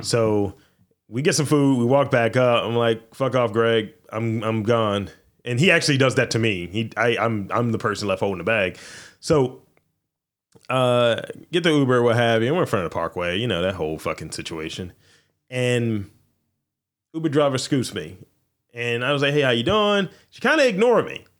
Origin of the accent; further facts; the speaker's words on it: Baltimore, Maryland, United States; I'm from Baltimore